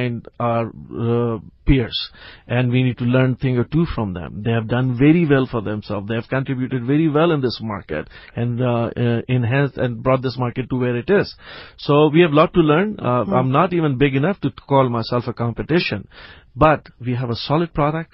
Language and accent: English; Pakistan; also born or lived in United States; now in South Africa; I grew up in Pakistan